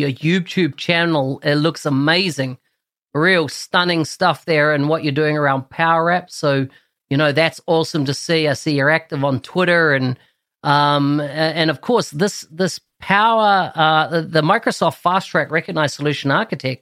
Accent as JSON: {"language": "English", "country": "New Zealand"}